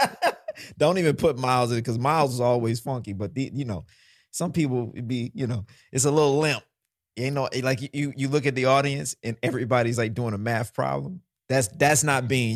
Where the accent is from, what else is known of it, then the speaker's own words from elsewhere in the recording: Mississippi, United States; also born or lived in New Orleans; now in New York, United States; growing up in Mississippi and then learning how to play in New Orleans